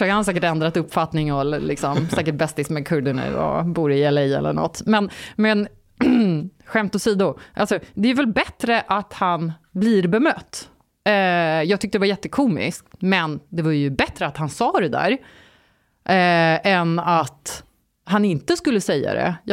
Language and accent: Swedish; Sweden; ja, jag är från Sverige, men som ni ser så är jag inte blond och blåögd. Alla bara ha ha ha. Och så eh, säger jag då att jag är halvkurd och halvturk.